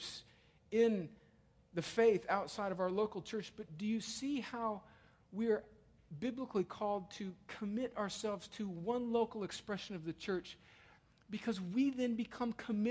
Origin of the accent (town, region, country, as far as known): United States